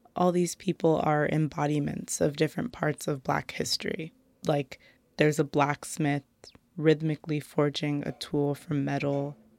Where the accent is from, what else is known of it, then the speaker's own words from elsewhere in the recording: United States; I grew up Black in America